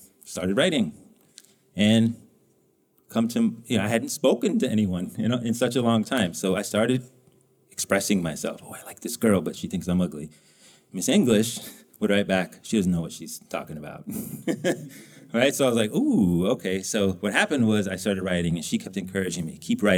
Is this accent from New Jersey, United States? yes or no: no; New Mexico, United States; I grew up in New Mexico